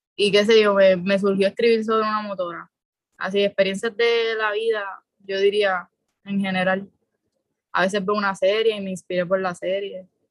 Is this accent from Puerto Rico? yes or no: yes; San Juan, Puerto Rico; soy de San Juan, soy de Puerto Nuevo